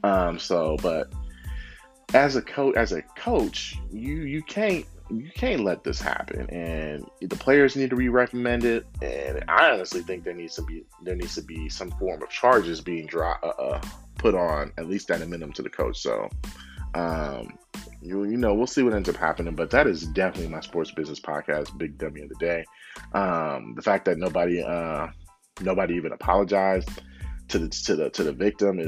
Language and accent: English; Oakland, California, United States; our hometown, Oakland, California